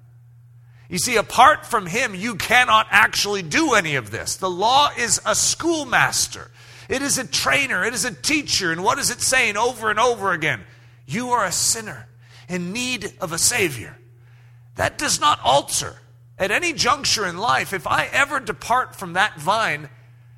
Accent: United States; everything I was raised to understand in American, even Christianity in America

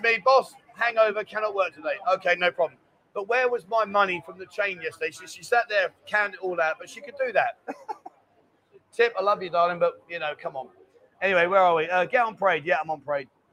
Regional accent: London, United Kingdom; now in Pattaya, Thailand; I'm from London. I'm not from up north

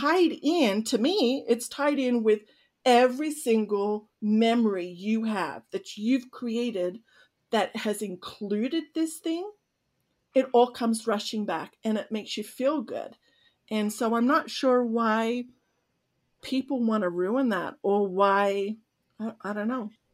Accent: Australia; moved away; I'm Australian

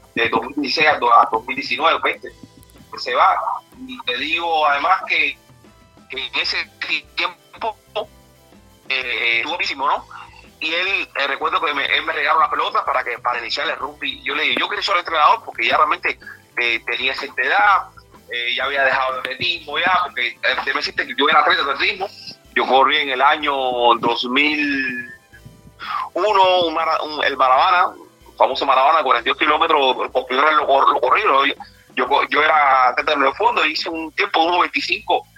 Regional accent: Cuba; como todo cubano

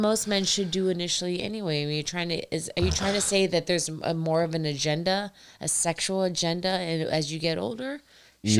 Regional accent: Indiana, United States; also born or lived in Columbus, Ohio; I'm from Indiana.

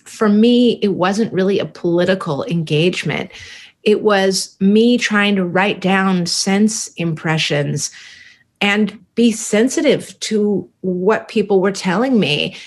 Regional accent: San Francisco, California, United States; growing up in San Francisco in the Haight Ashbury

